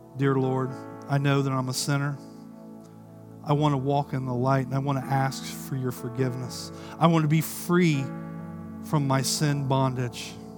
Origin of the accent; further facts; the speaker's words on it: Ohio, United States; I grew up in Ohio